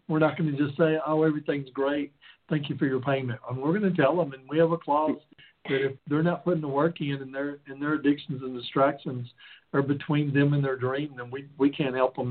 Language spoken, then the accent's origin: English; the South, United States; I come from the South